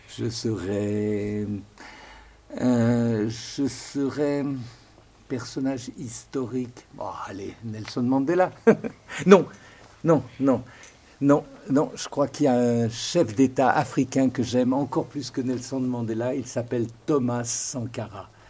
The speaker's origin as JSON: {"language": "French", "town": "Lyon", "region": "Auvergne-Rhône-Alpes", "country": "France", "tie": "born or raised there", "said": "je suis né euh, là, à Lyon, sur les rives du Rhône"}